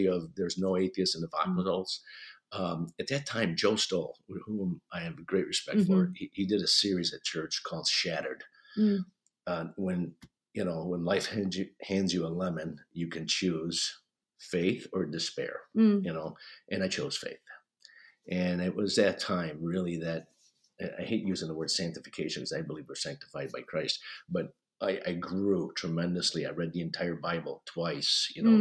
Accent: Sicily, Italy; moved away; I grew up in Italy. I moved here in 1972 with my family

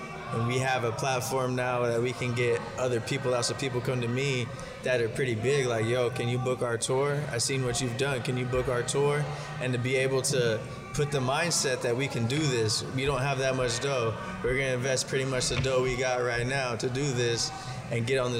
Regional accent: San Diego, California, United States; and I'm from San Diego. This is like rich kids, you know what I mean? Yeah. And I'm from like San Ysidro, San Diego. So like San Ysidro, IB, all that.

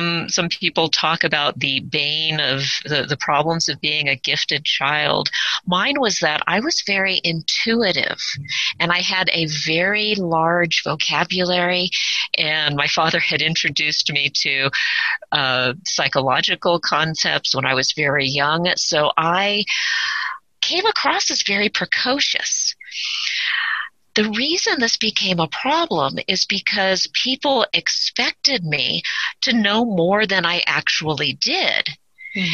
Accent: South Orange County, Southern California, United States; I actually grew up in Southern California, not here in the mountains, but in South Orange County, closer to like the water area.

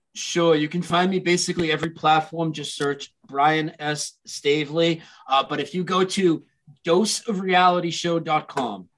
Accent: Lowell, Massachusetts, United States; Ed McMahon's from my hometown

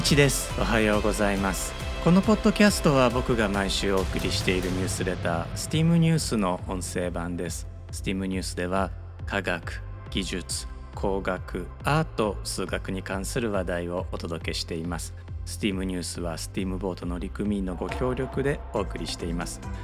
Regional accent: Osaka, Japan; 僕は大阪出身です

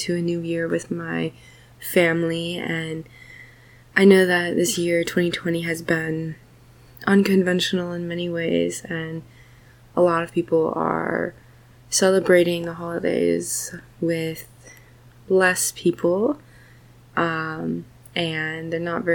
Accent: Minnesota, United States; I'm from Minnesota, so like I'm super used to cold and snow and everything

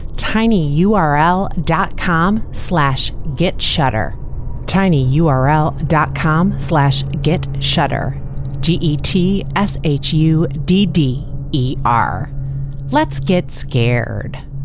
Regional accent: Indiana, United States; Indiana I'm way down there

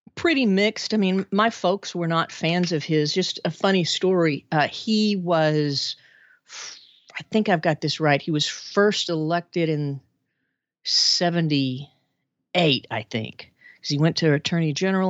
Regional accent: Arkansas, United States; born or raised there; moved away as an adult

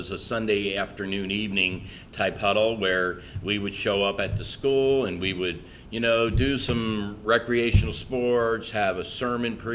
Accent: Naples, Florida, United States; also born or lived in Cecilton, Maryland; I grew up in Naples. I was a blonde hair, blue eye, jock down in Naples

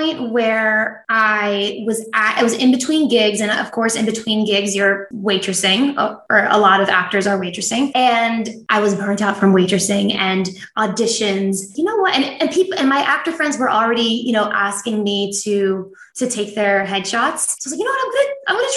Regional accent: New Jersey, United States; I grew up in New Jersey

